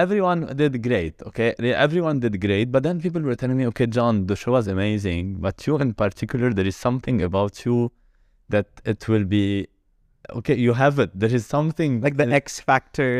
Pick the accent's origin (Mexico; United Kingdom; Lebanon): Lebanon; English is a second language; moved away as an adult; now in Dubai, United Arab Emirates; I I'm Lebanon